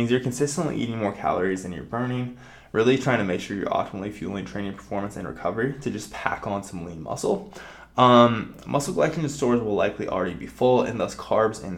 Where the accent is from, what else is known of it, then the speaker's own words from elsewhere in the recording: Nebraska, United States; I'm from Nebraska